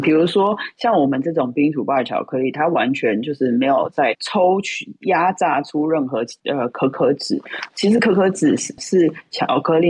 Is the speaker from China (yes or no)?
no; Taiwan; 我们台湾人就是很喜欢饭后也吃一点甜的嘛